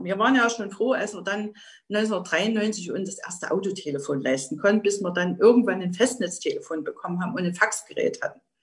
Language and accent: German; Ore Mountains, Saxony, Germany; moved away; also born or lived in Freiberg; Ich komme aus dem Erzgebirge, aus einer Bergbauregion.